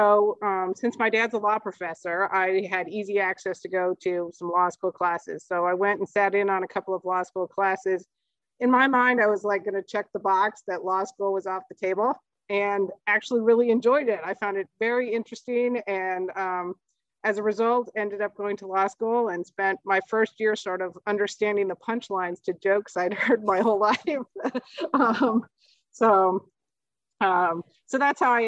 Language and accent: English; Lawrence, Kansas, United States; now in Boston area, United States; I grew up in Lawrence, Kansas, where the University of Kansas is